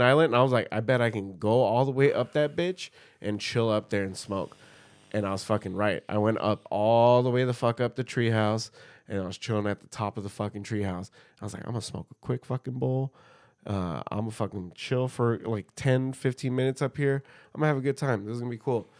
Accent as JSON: {"language": "English", "region": "California", "country": "United States", "said": "as a Californian"}